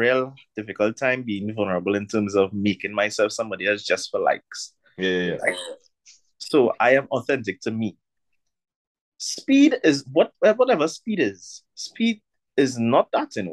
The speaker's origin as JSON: {"language": "English", "country": "Trinidad & Tobago", "said": "me as a Trinidadian"}